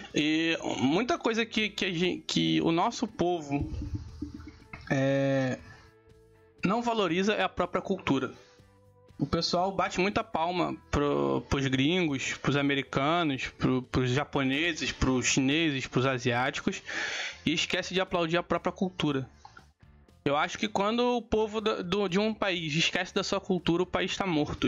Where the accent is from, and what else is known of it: Brazil